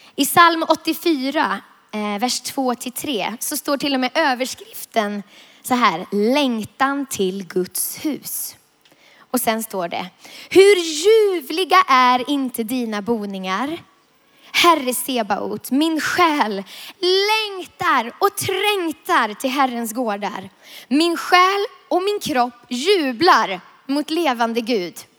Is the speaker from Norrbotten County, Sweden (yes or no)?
no; Vilhelmina, Västerbotten County, Sweden; jag är uppvuxen i Norrlands inland, i södra Lappland, i Vilhelmina, för att vara exakt